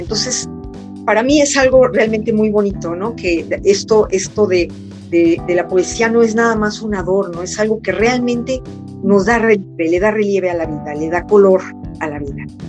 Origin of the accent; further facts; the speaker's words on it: Mexico; moved away as an adult; also born or lived in France; un libro del reencuentro con mi país y con mi idioma